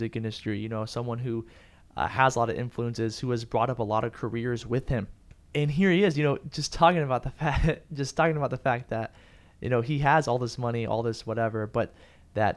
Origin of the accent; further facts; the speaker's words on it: San Antonio, Texas, United States; San Antonio, my hometown, the 210